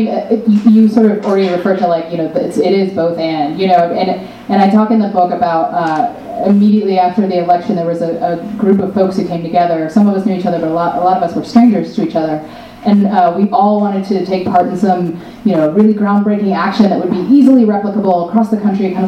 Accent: North Carolina, United States; I grew up in the South

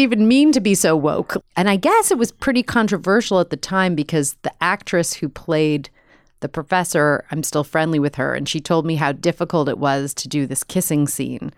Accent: New York, United States; moved away as an adult; also born or lived in Chicago / Los Angeles; I'm from New York.

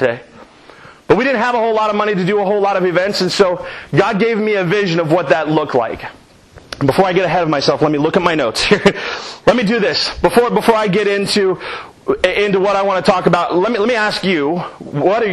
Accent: Reynoldsburg, Ohio, United States; that's my hometown, that's where I'm from, that's where I lived

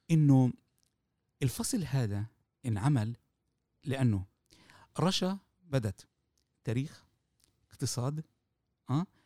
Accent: Palestine; بالظبط بالوضع اللي احنا موجودين فيه كفلسطينية أمام الحركة الصهيونية

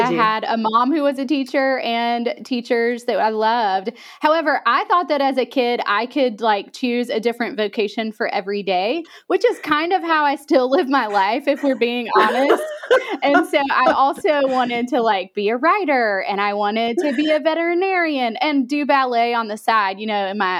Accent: Alabama, United States; Yeah, I grew up in a very small town in Alabama.

